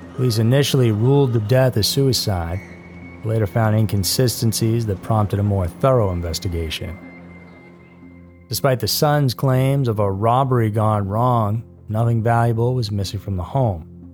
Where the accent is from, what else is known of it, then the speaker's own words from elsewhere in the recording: Massachusetts, United States; I grew up in Massachusetts